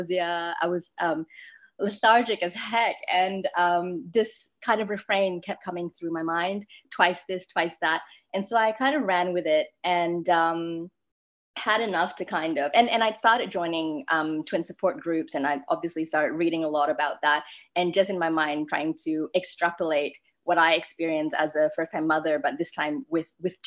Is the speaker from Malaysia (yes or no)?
yes; Malaysia; moved away as an adult; I grew up in Malaysia